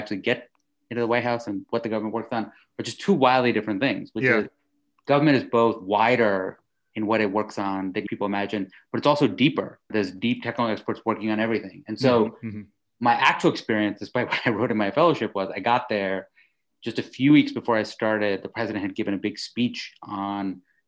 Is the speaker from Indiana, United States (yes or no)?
no; suburbs of New York, United States; also born or lived in India / United Kingdom; I was born in India and we left when I was 8. I did 2 years in Britain and then ended up in the suburbs of New York